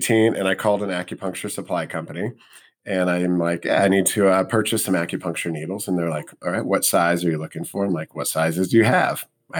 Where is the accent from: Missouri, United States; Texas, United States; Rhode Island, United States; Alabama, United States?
Missouri, United States; moved away as an adult; I grew up in Missouri.